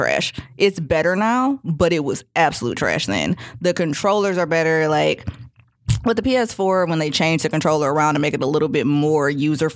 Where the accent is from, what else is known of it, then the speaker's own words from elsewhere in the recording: Detroit, Michigan, United States; moved away; I'm from Detroit